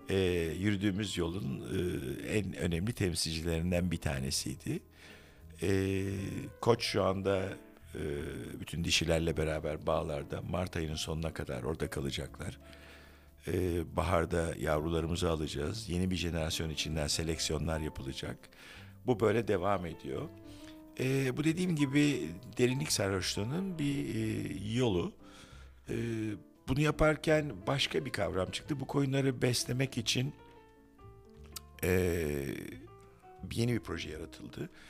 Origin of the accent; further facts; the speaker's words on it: Istanbul, Turkey; Evet ben adaya gelip bağlandım. Ben İstanbulluyum hala adalıların deyişiyle ama oğlan gerçek bir adalı çünkü orada doğdu.